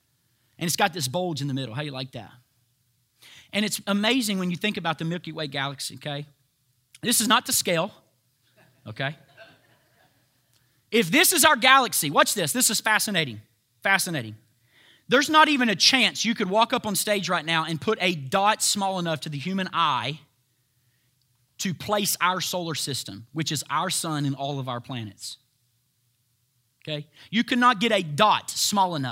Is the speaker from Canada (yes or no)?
no; United States; I'm an American